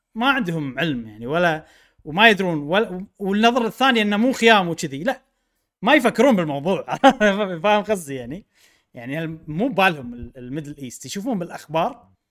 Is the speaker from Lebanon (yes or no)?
no; Kuwait; انا من الكويت